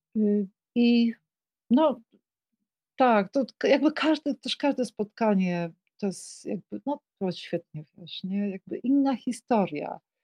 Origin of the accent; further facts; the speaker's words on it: Kraków, Lesser Poland, Poland; Mieszkałam w Krakowie, y, y, no jestem krakowanką, więc y, z urodzenia mieszkałam w fantastycznym miejscu przy ulicy Teraz Królewskiej